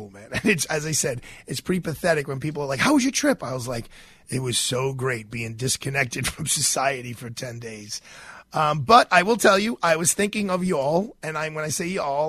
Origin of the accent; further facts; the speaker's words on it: New York, United States; I'm a New Yorker